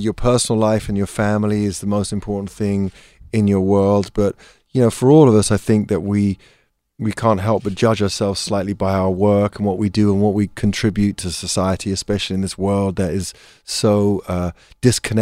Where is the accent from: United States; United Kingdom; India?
United Kingdom; England; being English